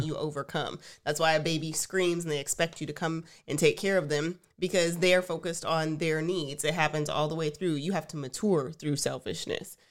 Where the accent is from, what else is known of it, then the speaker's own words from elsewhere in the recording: Texas, United States; We are Texans, tried and true